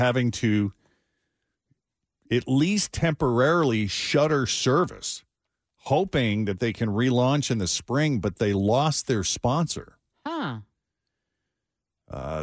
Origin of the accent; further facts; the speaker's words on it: Lexington, Massachusetts, United States; moved away; I went back to my hometown just outside Boston, Lexington, Massachusetts